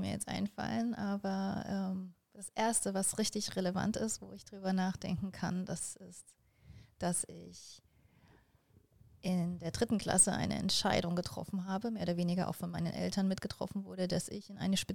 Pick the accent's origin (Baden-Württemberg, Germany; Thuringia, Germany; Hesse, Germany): Thuringia, Germany; Jena; born there; also born or lived in Delitzsch; ich bin in, in, äh, in Jena geboren, also in Thüringen, wo man ja schon auch einen, einen guten Dialekt sprechen